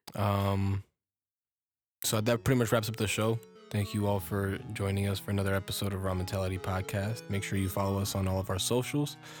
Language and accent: English; United States; I'm American-born